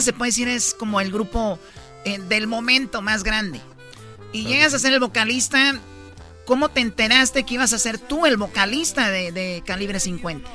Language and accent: Spanish; Jalisco, Mexico; Yo soy de Jalisco